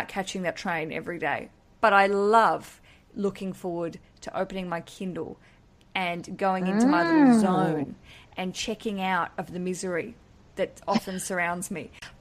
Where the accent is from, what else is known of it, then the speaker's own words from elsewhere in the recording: Australia; moved away; one of my own countrywomen. She, like me, does not live in our country